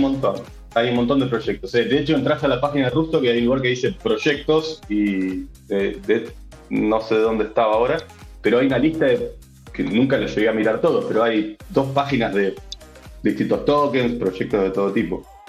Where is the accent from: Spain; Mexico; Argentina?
Argentina; Yo, soy argentino